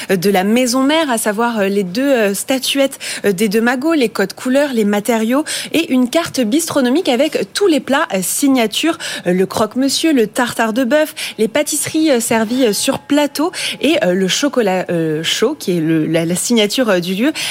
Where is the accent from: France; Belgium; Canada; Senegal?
France; Paris, Île-de-France; on est parisien, on n'y met pas un orteil.